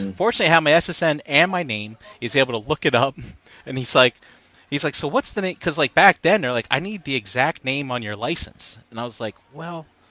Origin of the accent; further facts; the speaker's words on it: New Jersey, United States; I'm from Jersey